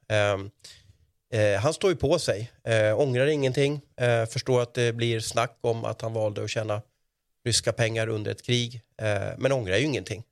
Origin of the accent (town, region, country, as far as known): Sweden